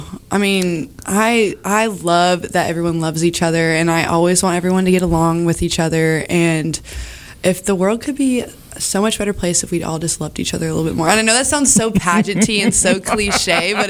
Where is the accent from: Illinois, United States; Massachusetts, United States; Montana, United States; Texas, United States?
Texas, United States; Tomball; so I grew up in... a small town of Tomball, Texas. It's kind of bigger now, but I was born and raised in Tomball, Texas